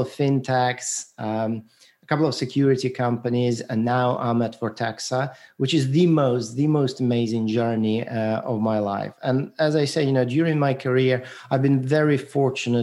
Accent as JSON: {"language": "English", "country": "Ukraine", "tie": "born or raised there", "also_born_or_lived": "Moscow, Russia", "moved": "yes", "said": "I was born in Ukraine, and it was a part of Soviet Union at the time"}